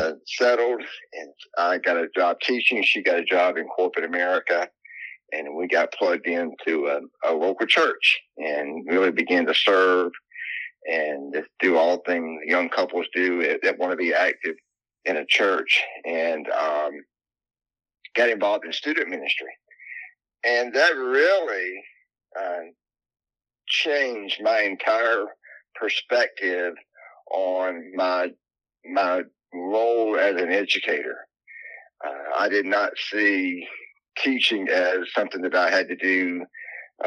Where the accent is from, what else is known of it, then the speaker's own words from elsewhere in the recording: Landrum, South Carolina, United States; I'm down in South Carolina, born and raised here. I grew up in a small town called Landrum, South Carolina